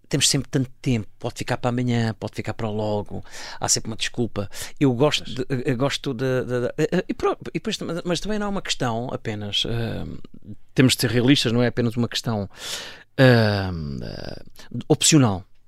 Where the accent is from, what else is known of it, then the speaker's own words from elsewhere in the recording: Safara, Alentejo, Portugal; moved away; aquilo já não é a aldeia com vida uh, uh, onde eu nasci e cresci